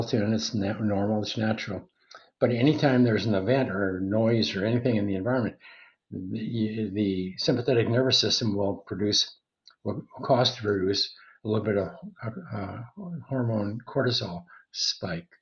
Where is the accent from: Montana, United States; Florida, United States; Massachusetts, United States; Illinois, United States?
Montana, United States; When I was a kid growing up in Montana, I was a cowboy